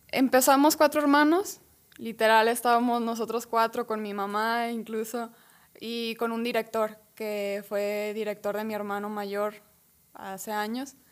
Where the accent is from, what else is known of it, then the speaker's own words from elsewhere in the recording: San Juan de los Lagos, Jalisco, Mexico; venimos de San Juan de los Lagos